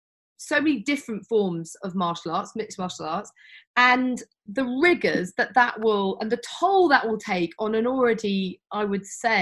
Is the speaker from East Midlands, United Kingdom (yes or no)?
yes; Northampton, East Midlands, United Kingdom; You mentioned Northampton there, my hometown.